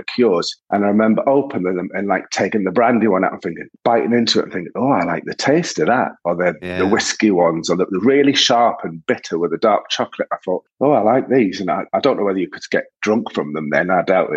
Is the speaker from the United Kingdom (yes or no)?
yes; Sunderland, North East England, United Kingdom; I was born in Sunderland in 1971, and I was the youngest of four boys.